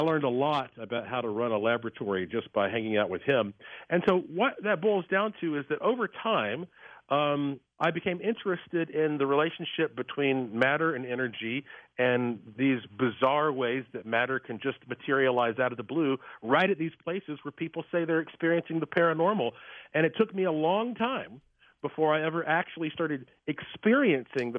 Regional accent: Asheville, North Carolina, United States; I was born and raised in Asheville, North Carolina, heart of the Blue Ridge Mountains

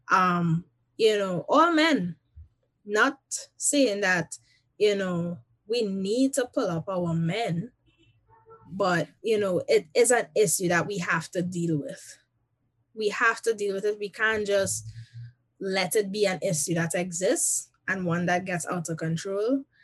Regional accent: Trinidad & Tobago; now in United States; they know first and foremost that I am a Trinidadian and a Trinidadian at heart.

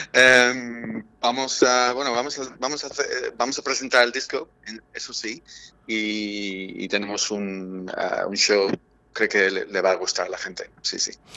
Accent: Ireland; Spanish is a second language; now in Madrid, Spain; en mi país, Irlanda

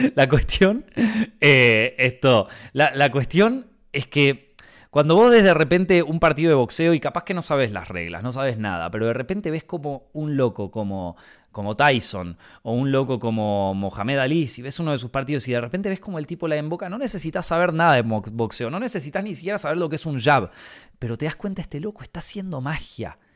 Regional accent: Argentina; moved away as an adult; now in Madrid, Spain; yo no me fui de Argentina porque, porque no me gusta el país, porque yo estaba bastante bien ahí

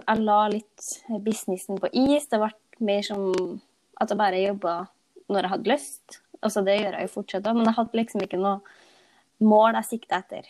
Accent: Nærøy, Trøndelag, Norway; jeg kommer fra Nærøy i Nord-Trøndelag

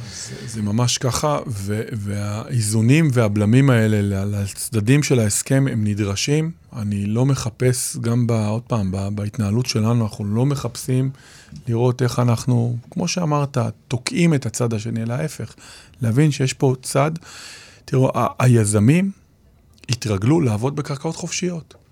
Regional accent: Israel

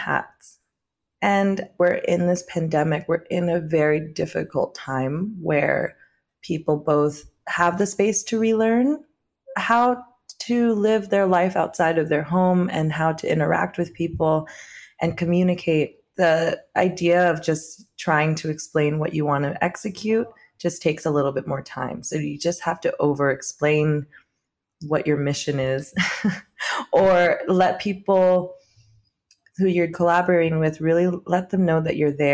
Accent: Orange County, California, United States; now in New York City, United States; being Vietnamese American, I think I've grown up around primarily non-Vietnamese people in Orange County

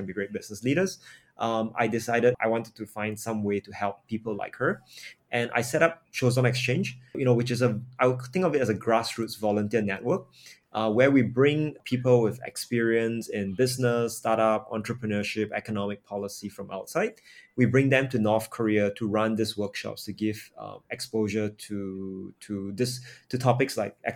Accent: Singapore; I'm born and raised in Singapore

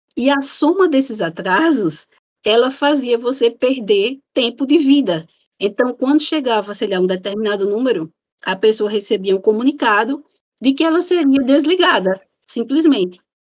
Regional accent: Natal, Rio Grande do Norte, Brazil; sou de Natal

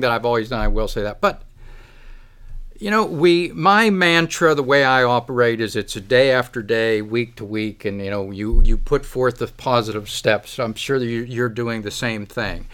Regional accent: Kittanning, Pennsylvania, United States; I've lived here my whole life. I've watched, I grew up here. I grew up in Katanning.

